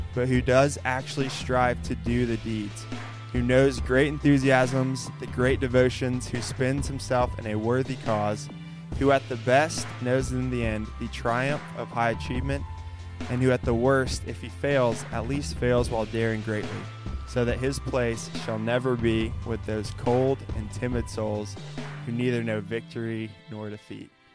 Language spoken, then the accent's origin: English; Chattanooga, Tennessee, United States; I grew up in Chattanooga, Tennessee, where we are right now